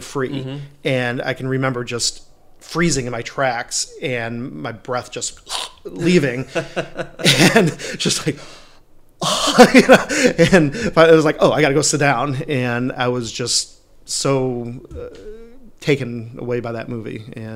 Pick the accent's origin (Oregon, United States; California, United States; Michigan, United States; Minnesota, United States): Michigan, United States; Milford; also born or lived in Royal Oak, Michigan; I am originally from Michigan. I was born in Royal Oak, but I grew up in a little town north of Detroit called Milford.